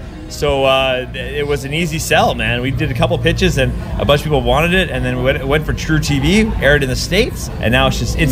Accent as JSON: {"language": "English", "town": "Vancouver", "region": "British Columbia", "country": "Canada", "moved": "yes", "lives_now": "Toronto, Canada", "said": "Originally from Vancouver. I live in Toronto now."}